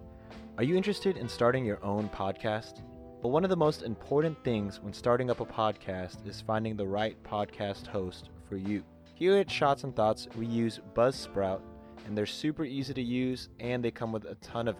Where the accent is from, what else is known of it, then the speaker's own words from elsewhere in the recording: Texas, United States; Yeah, we're from Texas.